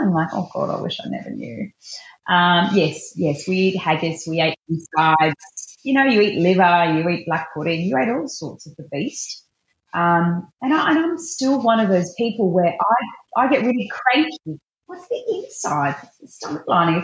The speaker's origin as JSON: {"language": "English", "town": "Melton", "region": "Victoria", "country": "Australia", "tie": "born or raised there", "also_born_or_lived": "Bacchus Marsh", "said": "I was raised in I went to school in a little town called Melton"}